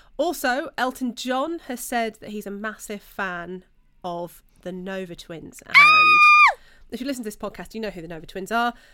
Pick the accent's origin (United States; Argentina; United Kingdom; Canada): United Kingdom; We're British.